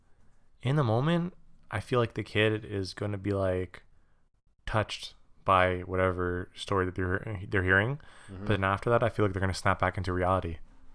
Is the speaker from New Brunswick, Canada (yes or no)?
no; Quebec, Canada; I'm French. I'm from Quebec.